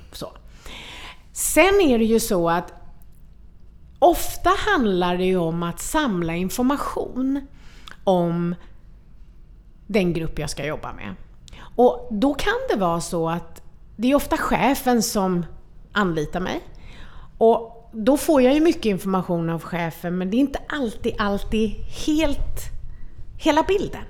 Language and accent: Swedish; Sweden; jag föddes här i Sverige